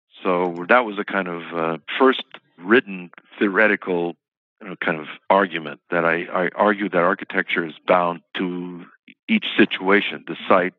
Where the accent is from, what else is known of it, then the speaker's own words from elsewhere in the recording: Bremerton, Washington, United States; moved away as an adult; also born or lived in New York; I was born in Bremerton, Washington, so I'm a West Coast person, not a New Yorker. It's a town of 30,000 people with no architects, you know?